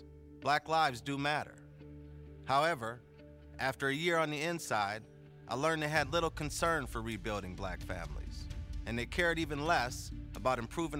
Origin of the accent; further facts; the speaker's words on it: Minneapolis, Minnesota, United States; I was born in Minneapolis in 1985. We called the North Side home at that time, 18th and Queen.